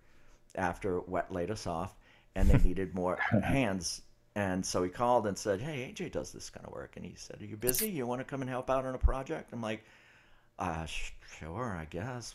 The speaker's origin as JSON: {"language": "English", "town": "New Orleans", "region": "Louisiana", "country": "United States", "moved": "as an adult", "lives_now": "Los Angeles, United States", "said": "I'm from New Orleans originally, and as we were saying earlier, I got to L.A. October 1st of 2000."}